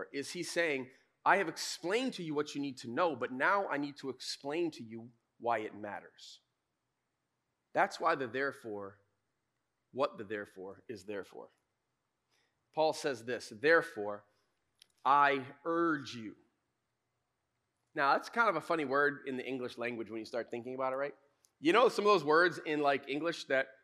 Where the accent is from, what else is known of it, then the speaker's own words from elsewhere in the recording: West Michigan, United States; we grew up in West Michigan, we kind of grew up around the church